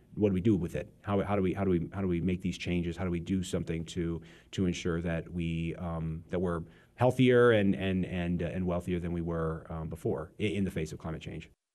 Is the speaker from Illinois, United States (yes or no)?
yes; Peoria, Illinois, United States; I grew up in the Peoria area